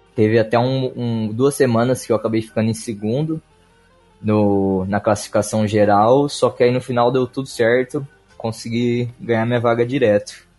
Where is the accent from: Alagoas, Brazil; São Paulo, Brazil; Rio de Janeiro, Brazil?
São Paulo, Brazil; Ribeirão Preto; Sou nascido e moro na cidade de Ribeirão Preto